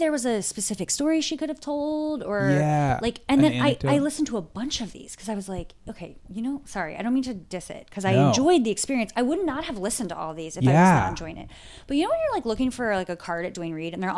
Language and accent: English; Ohio, United States; I have family from Western Pennsylvania and I'm from Ohio and family in South Carolina